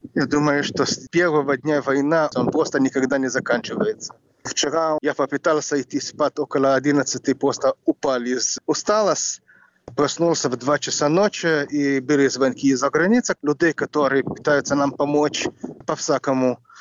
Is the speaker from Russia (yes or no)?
no; Jerusalem, Jerusalem District, Israel; Russian is a second language; moved away as an adult; also born or lived in New York / Ukraine; now in Kryvyi Rih, Ukraine; Я родился в Иерусалиме